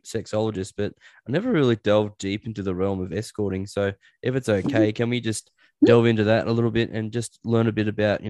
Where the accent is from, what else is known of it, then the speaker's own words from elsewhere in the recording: Newcastle, New South Wales, Australia; moved away as an adult; now in Orange, Australia; I'm from Newcastle